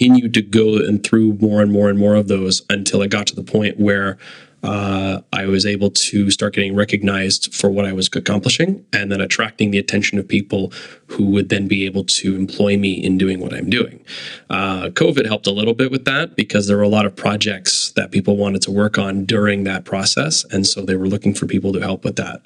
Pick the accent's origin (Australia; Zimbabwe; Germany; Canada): Canada; Kitchener, Ontario; I grew up in Kitchener-Waterloo